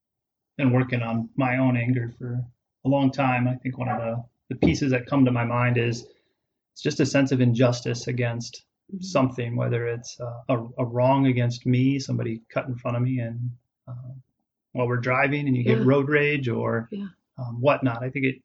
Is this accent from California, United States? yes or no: no; Phoenix, Arizona, United States; moved away as an adult; also born or lived in Seattle, Washington / Wisconsin; now in Des Moines, United States; I was born in Seattle. Moved to Phoenix when I was 9, went to college in Wisconsin